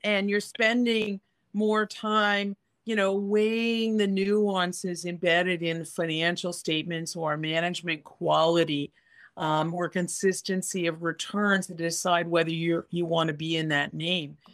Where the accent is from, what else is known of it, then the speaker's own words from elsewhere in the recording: Canada; as a Canadian